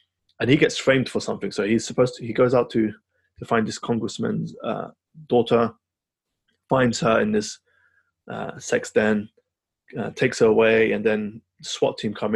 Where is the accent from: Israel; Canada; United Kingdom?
United Kingdom; London; my hometown is represented in here, Camden Town